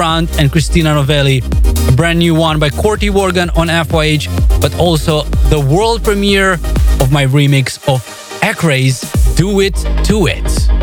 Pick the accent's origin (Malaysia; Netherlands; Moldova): Moldova; my home country of Moldova